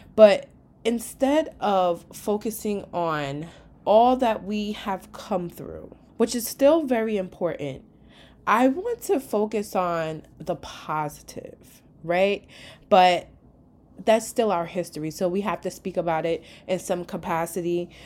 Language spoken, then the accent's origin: English; New York, United States; I am from New York, where we're just like one big melting pot